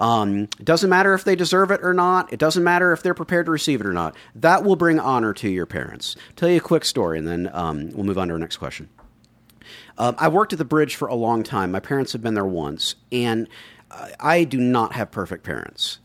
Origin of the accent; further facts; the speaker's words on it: the South, United States; Growing up in the South